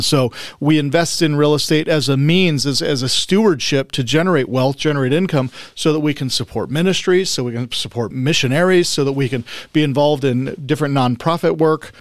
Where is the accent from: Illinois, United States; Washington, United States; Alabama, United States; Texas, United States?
Washington, United States; Spokane; moved away as an adult; also born or lived in Salt Lake City, Utah; I grew up in the Spokane, Coeur d'Alene area.